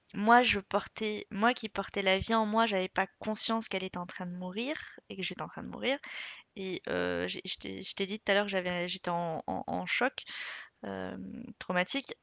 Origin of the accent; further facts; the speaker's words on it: Algeria; je suis algérienne